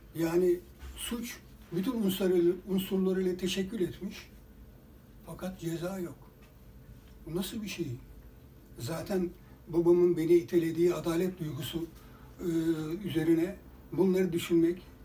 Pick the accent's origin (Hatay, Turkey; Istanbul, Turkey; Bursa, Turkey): Bursa, Turkey; ben bir boşnak anne babanın çocuğu olarak Bursa'da doğdum.